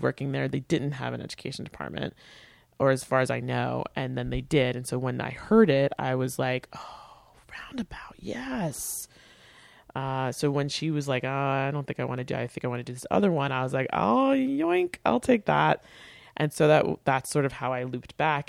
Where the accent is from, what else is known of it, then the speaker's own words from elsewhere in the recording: Port Washington, New York, United States; my hometown, Port Washington